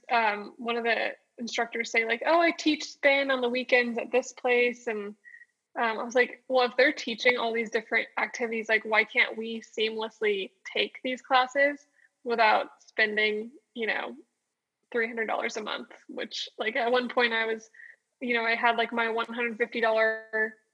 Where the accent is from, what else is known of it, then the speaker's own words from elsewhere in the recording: Austin, Texas, United States; moved away as an adult; now in Dallas, United States; I'm from Austin, Texas. And I grew up there on Lake Austin